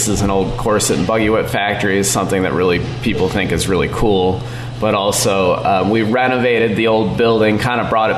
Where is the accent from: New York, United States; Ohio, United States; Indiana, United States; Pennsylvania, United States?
Indiana, United States; Valparaiso; Initially, I'm from Valparaiso, Indiana